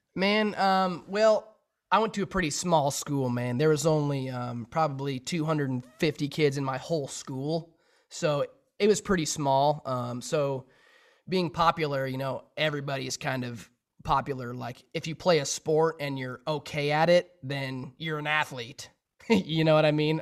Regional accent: Sheridan, Wyoming, United States; my hometown in Sheridan, Wyoming

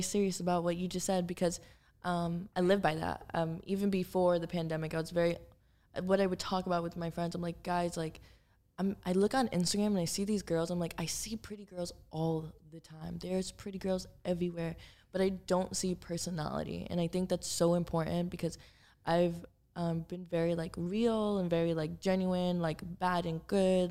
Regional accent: Miami, Florida, United States; moved away as an adult; also born or lived in Los Angeles; now in Miami, United States; I grew up in Miami. Like, I'm from Miami. My family's there.

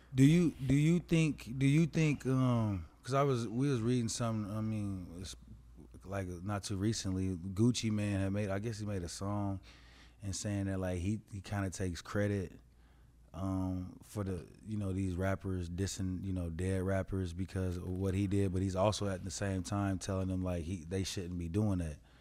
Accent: Colorado, United States; I was raised in Colorado

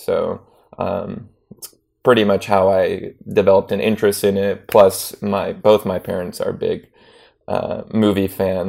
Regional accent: Chicago, Illinois, United States; moved away as an adult; now in Los Angeles, United States; I'm from Chicago, yes. From the Sears Tower.

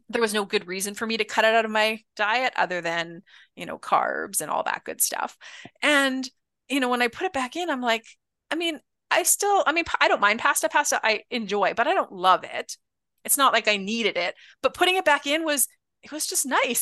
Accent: Canada; being Canadian

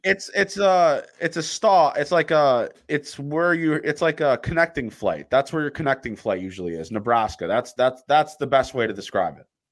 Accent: Toronto, Ontario, Canada; I'm from Toronto

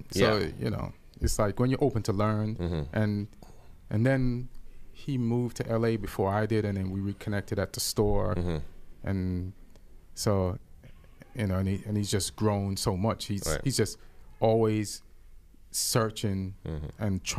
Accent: England, United Kingdom; I grew up in England. There was drinks there in the house.

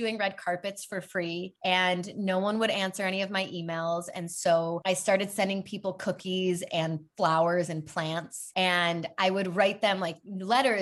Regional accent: Chicago, Illinois, United States; moved away as an adult; also born or lived in Madison, Wisconsin; now in Los Angeles, United States; So I grew up in Chicago, born and raised, very proud Chicagoan

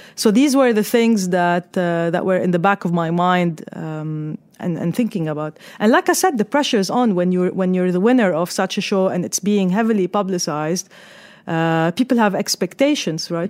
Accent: Lebanon; moved away as an adult; also born or lived in Australia; now in United Arab Emirates; I was, uh, born and raised in Lebanon

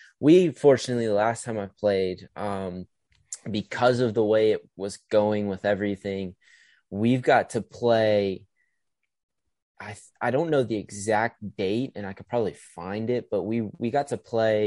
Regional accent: Idaho, United States; I'm from Idaho

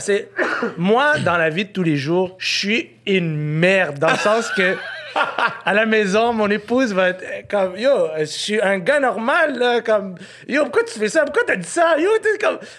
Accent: Quebec, Canada; je un Québécois, puis je suis un Canadien

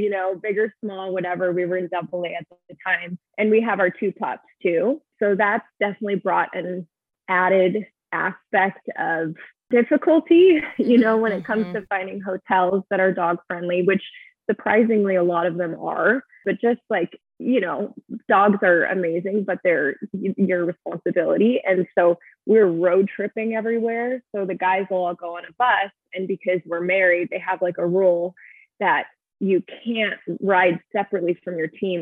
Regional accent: Arizona, United States; moved away as an adult; I was born and raised in Arizona and I have a great friend group there

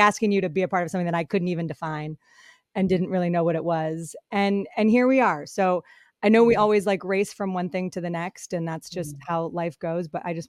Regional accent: Colorado, United States; also born or lived in Michigan; now in San Francisco, United States; I live in San Francisco. I've got two young kids, an amazing husband named Chris. I grew up in Colorado and Michigan, went to Boston College, and my background is in sports broadcasting.

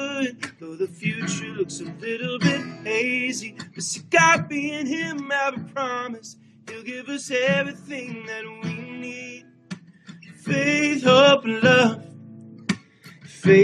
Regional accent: Nashville, Tennessee, United States; I grew up in Nashville, Tennessee, and I grew up on country and top 40.

